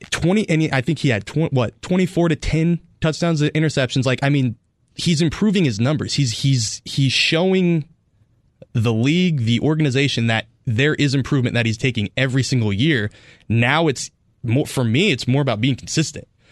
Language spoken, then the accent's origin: English; Northern California, United States; now in Arizona, United States; I grew up in Northern California